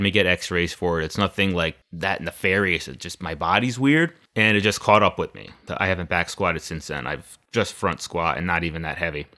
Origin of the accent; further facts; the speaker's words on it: Naugatuck, Connecticut, United States; now in Waterbury, United States; I grew up in Naugatuck. Right now, I live in Waterbury with my wife Dora